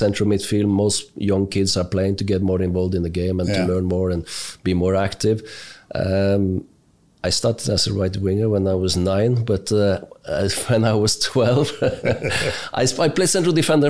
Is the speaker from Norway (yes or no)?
yes; Oslo area, Norway; Just outside Oslo. Nice, quiet place. Local place with staying in the same area for 10 years.